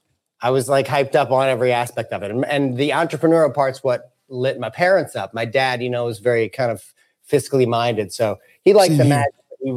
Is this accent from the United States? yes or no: yes; St. Louis, Missouri, United States; St. Louis.